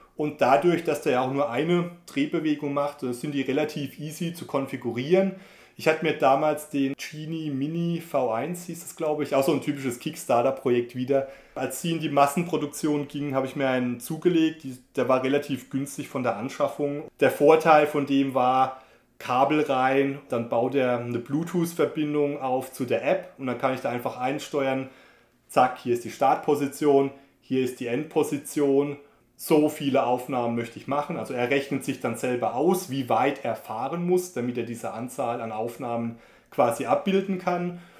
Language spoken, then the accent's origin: German; Germany; bei uns in Deutschland